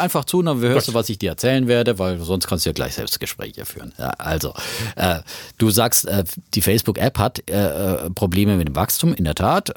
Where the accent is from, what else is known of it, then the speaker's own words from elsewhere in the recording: Bavaria, Germany; bei mir in Bayern, wo ich herkomme. Ich bin in den Genuss von Wirtschaft und Rechtunterricht gekommen